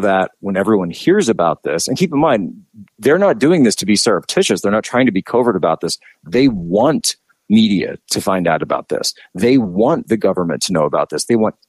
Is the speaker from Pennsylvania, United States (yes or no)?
yes; Philadelphia, Pennsylvania, United States; I'm from the Philadelphia area.